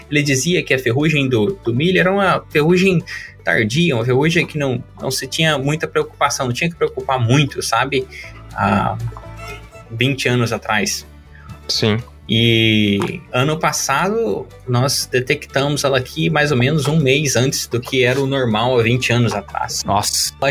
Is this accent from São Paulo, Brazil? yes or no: no; Minas Gerais, Brazil; Eu sou mineiro, né? Eu tava pronto para falar queijo, mas eu diria que é o pão de queijo.